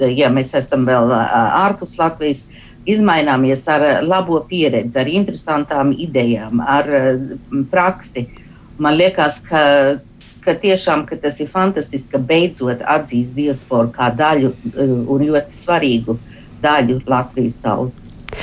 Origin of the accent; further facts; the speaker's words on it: Australia; esmu dzimusi, augusi Austrālijas trimdā